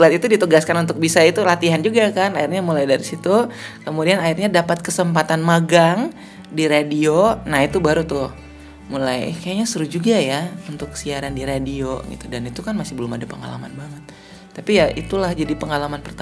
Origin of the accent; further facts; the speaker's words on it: Kupang, East Nusa Tenggara, Indonesia; Saya kan aslinya dari Kupang nih, Nusa Tenggara Timur.